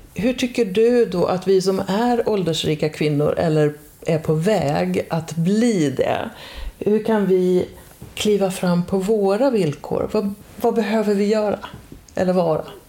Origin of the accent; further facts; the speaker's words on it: Dalarna County, Sweden; moved away; i den orten där jag växte upp, en ort i Dalarna